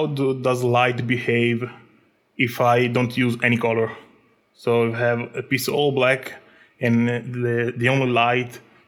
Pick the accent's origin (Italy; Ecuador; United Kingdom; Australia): Italy; also born or lived in Egypt; I'm a digital artist and designer from Italy.